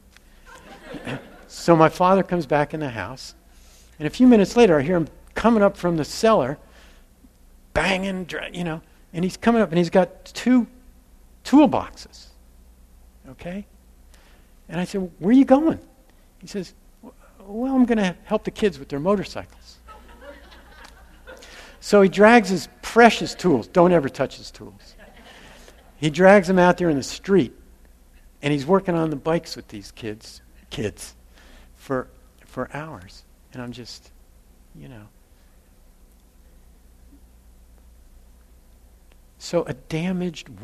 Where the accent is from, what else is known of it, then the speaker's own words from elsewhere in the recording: New Jersey, United States; We grew up in New Jersey in this row house